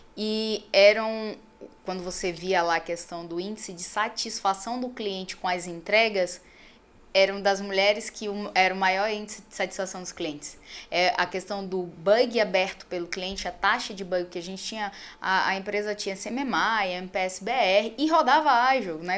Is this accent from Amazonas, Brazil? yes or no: yes; Manaus, Amazonas, Brazil; moved away as an adult; eu saí de Manaus. Porque assim, era muito fácil conseguir as coisas porque eu era filha da doutora